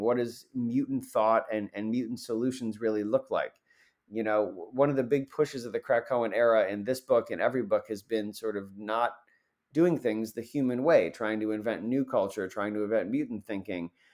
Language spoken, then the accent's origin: English; Central New York, United States; I'm from Central New York